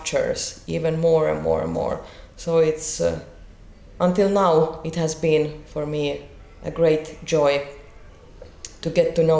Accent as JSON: {"language": "English", "country": "Finland", "tie": "born or raised there", "also_born_or_lived": "Kyiv, Ukraine / Tallinn, Estonia", "said": "Finland has been always my home, though I grew up in Tallinn until I was 5 years old. But, you know, my mother is Finnish and I never used to live in Ukraine, so I was just born there."}